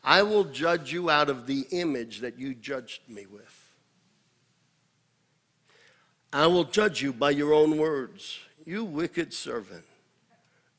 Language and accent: English; United States; I am not an American first.